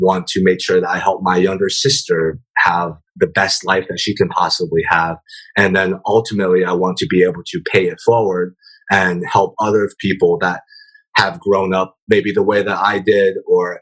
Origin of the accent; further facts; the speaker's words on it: Omaha, Nebraska, United States; also born or lived in San Francisco Bay Area; now in San Francisco, United States; growing up in Omaha, Nebraska, coming to the Bay Area